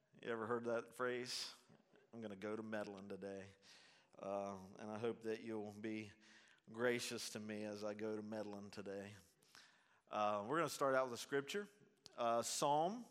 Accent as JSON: {"language": "English", "town": "Zanesville", "region": "Ohio", "country": "United States", "also_born_or_lived": "Portsmouth, Ohio", "said": "I'm from Zanesville, Ohio."}